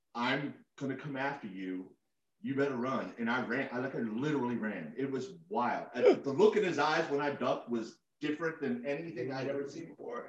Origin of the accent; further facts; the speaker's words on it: Falls Church, Virginia, United States; I was born in grew up in Falls Church